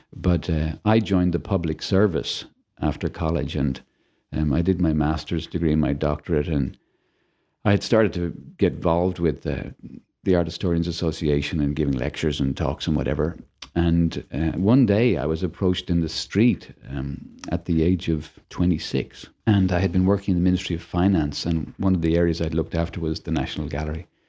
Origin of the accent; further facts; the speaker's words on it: Dublin, Leinster, Ireland; moved away as an adult; also born or lived in Australia / New Hampshire; now in Toledo, United States; I was brought up in Dublin, Ireland.